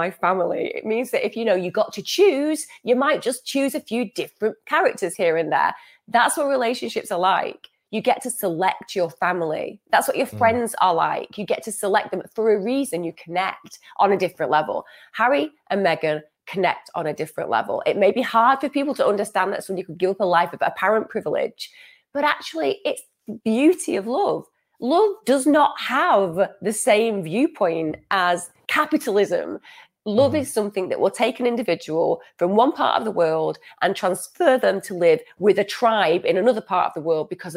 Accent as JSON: {"language": "English", "country": "United Kingdom", "said": "I'm a British person myself."}